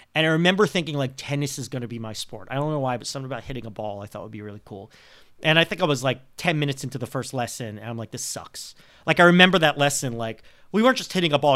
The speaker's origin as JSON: {"language": "English", "town": "Montreal", "region": "Quebec", "country": "Canada", "tie": "born or raised there", "moved": "as an adult", "said": "my hometown team, the Montreal Canadiens"}